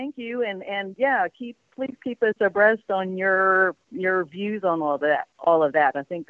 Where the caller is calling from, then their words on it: Spain; I'm calling you from Spain.